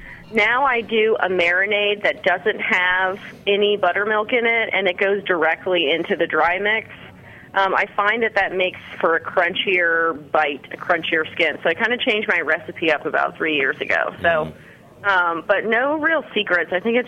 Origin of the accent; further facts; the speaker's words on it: Virginia, United States; I'm not. I moved here about 13 months ago.